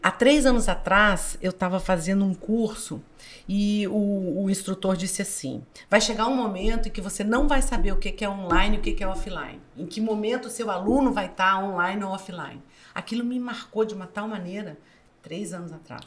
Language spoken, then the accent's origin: Portuguese; Minas Gerais, Brazil; sou mineira